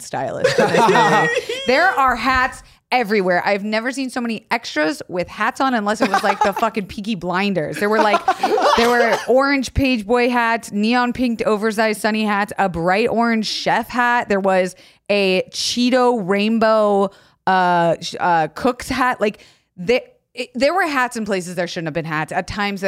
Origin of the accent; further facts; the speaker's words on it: Tampa, Florida, United States; I grew up in Tampa